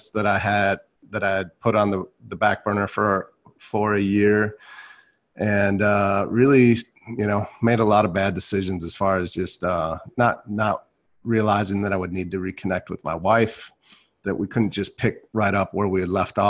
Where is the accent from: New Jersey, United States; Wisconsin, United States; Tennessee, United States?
Wisconsin, United States; Milwaukee; I was born in Milwaukee, Wisconsin